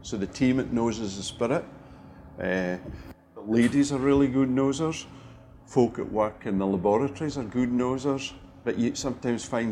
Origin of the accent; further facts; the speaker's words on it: Scotland, United Kingdom; accent: further north than Sean Connery; We're Scottish